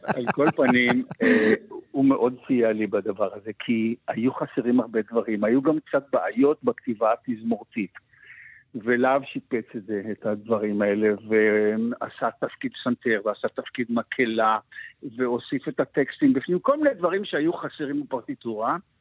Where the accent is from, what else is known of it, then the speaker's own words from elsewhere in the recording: Ma'anit, Haifa District, Israel; אני גם כן בן קיבוץ, אני בן קיבוץ מענית